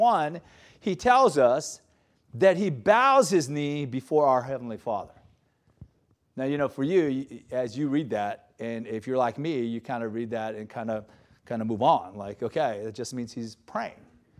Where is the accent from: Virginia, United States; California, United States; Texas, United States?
California, United States; Gardena; I grew up in South Bay. You guys refer to it as South Bay too, right? Gardena.